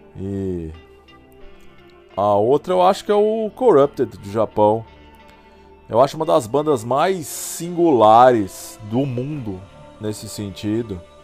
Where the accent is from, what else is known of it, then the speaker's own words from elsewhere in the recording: Poços de Caldas, Minas Gerais, Brazil; Tinha uma loja de disco lá na minha cidade, em Poço de Caldas